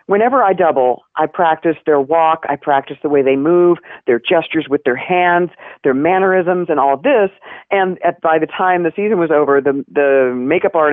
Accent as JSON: {"language": "English", "town": "Knoxville", "region": "Tennessee", "country": "United States", "tie": "born or raised there", "said": "I grew up in Knoxville, Tennessee. Go Vols!"}